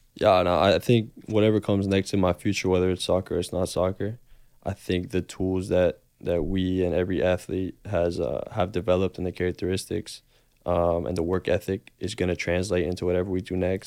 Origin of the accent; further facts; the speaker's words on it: Miami, Florida, United States; moved away as an adult; also born or lived in Boston; I was born and raised in Miami